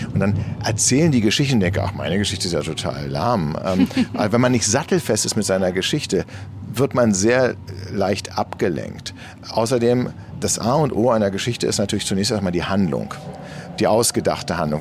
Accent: Berlin, Germany; ich bin in Eichkamp groß geworden

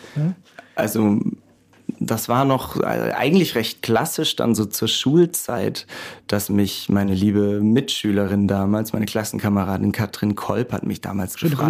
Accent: Karlsruhe, Baden-Württemberg, Germany; waren jetzt auch in meiner Heimatstadt unterwegs, in Karlsruhe

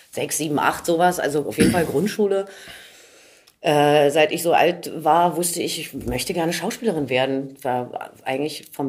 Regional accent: Berlin, Germany; groß geworden bin ich in Friedenau. Das mhm. ist zwischen das Schöneberg, Schöneberg, und Steglitz. Ja. Am Friedrich-Wilhelm-Platz mehr oder weniger. Da bin ich äh, groß geworden, ja. Da bin ich geboren worden und habe die ersten 20 Jahre meines Lebens auch gelebt.

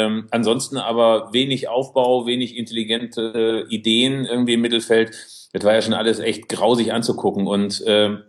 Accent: Bielefeld, North Rhine-Westphalia, Germany; ich meine, ich bin als, als Bielefelder schon Schlimmes gewohnt

